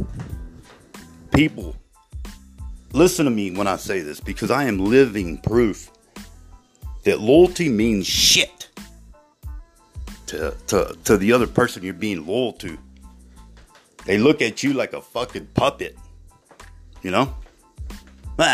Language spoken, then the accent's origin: English; Ozona, Texas, United States; growing up in West Texas, but in Ozona, Texas